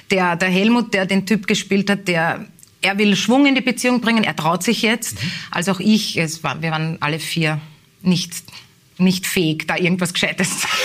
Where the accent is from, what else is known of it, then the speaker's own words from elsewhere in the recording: Strebersdorf, Vienna, Austria; ich bin in Strebersdorf aufgewachsen, das zwar auch am Stadtrand liegt, aber es gab dort nicht diese, diese Gemeinschaft, diese Dorfgemeinschaft, die es in Leopoldau auch gibt